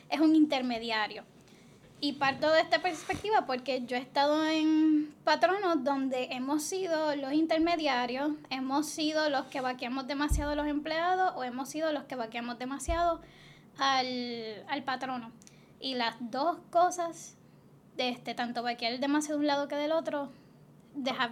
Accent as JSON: {"language": "Spanish", "town": "Toa Baja", "country": "Puerto Rico", "tie": "born there", "said": "No, yo nací en Toa Baja."}